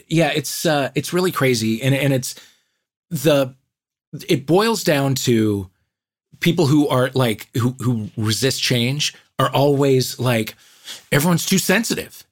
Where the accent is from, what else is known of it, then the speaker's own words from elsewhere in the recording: St. Louis, Missouri, United States; I grew up in St. Louis